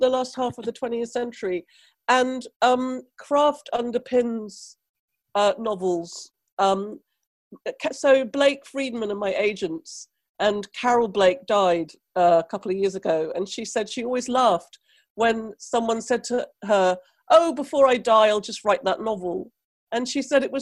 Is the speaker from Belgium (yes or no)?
no; Trinidad & Tobago; now in United Kingdom; I come from the West Indies, Trinidad, where there's no art provision for nobody ever